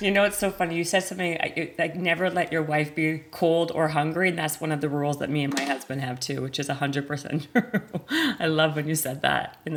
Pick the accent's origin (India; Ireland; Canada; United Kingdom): Canada; now in Los Angeles, United States; I'm from Canada, but I live in LA.